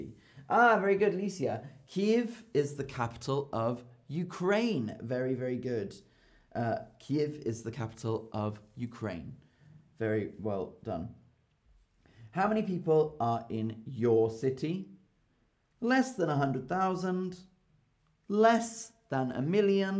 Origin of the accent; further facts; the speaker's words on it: London, United Kingdom; now in Berlin, Germany; London is my home. It's my home.